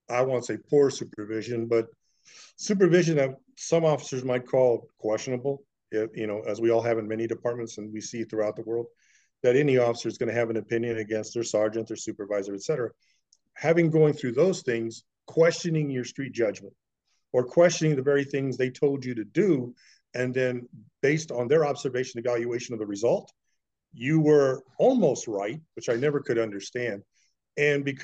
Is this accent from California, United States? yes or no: yes; San Diego County, California, United States; I was born essentially on the Indian Reservation, San Diego County, California. Grew up on the res, public school, the whole thing